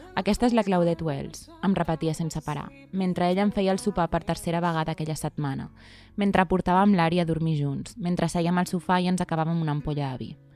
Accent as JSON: {"language": "Catalan", "town": "Riells", "region": "Catalonia", "country": "Spain", "said": "El meu poble, a Riells"}